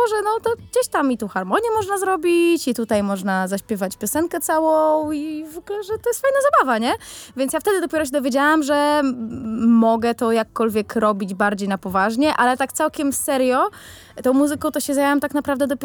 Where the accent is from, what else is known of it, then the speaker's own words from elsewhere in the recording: Elbląg, Warmian-Masurian Voivodeship, Poland; przyjechałam z Elbląga.